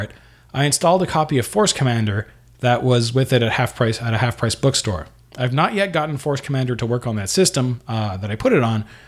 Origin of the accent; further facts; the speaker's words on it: Canada; here in Canada